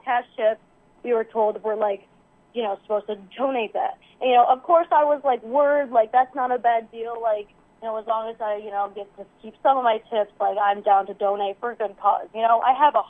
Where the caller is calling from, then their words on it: Iowa City, Iowa, United States; Hi, this is …, and I'm from Iowa City.